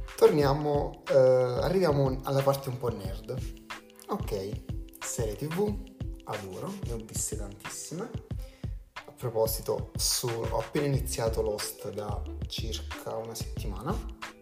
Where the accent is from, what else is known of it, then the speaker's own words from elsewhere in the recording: Campania, Italy; sono campano